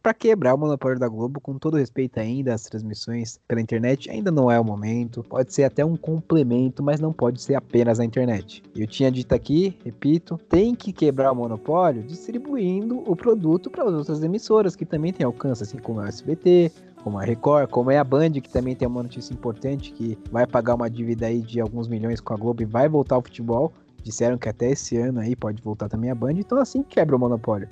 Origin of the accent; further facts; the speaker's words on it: São Paulo, Brazil; eu, como paulista